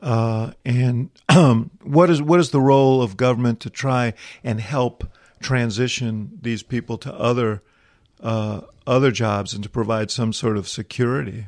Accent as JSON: {"language": "English", "region": "Illinois", "country": "United States", "tie": "born or raised there", "said": "my home state, uh, of Illinois"}